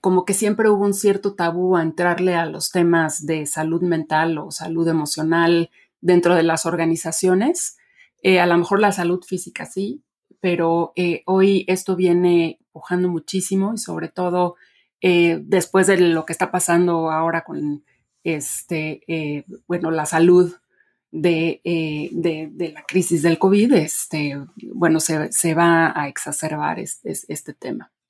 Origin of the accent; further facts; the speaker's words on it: Mexico; also born or lived in Mexico City; yo nací y crecí en México